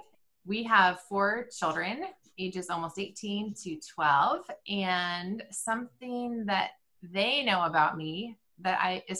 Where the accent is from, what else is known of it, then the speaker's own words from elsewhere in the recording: California, United States; moved away as an adult; now in Indiana, United States; We're from California. We've been living in California until 2017, and we moved here